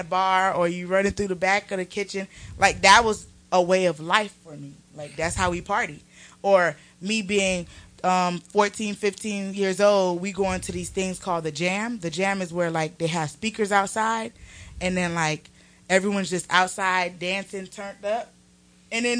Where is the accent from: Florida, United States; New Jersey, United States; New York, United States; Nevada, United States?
Florida, United States; Homestead; now in Atlanta, United States; I'm from Homestead, Florida, which is like a little ways of Miami